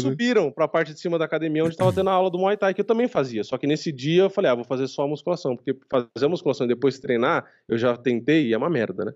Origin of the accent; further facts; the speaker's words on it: Brazil; eu sou brasileiro